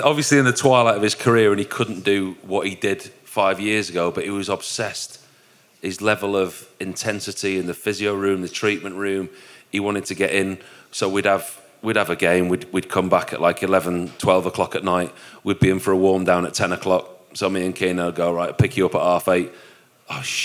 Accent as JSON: {"language": "English", "region": "Yorkshire and the Humber", "country": "United Kingdom", "accent": "broad Yorkshire", "said": "my broad Yorkshire accent"}